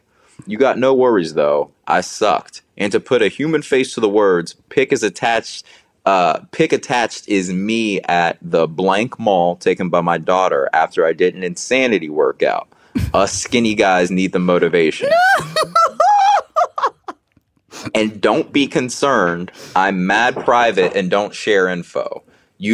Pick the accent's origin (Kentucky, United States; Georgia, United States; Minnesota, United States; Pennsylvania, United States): Georgia, United States; Marietta; And then I forget I'm from Marietta, Georgia. And I'm like, oh yeah, everyone thinks like that.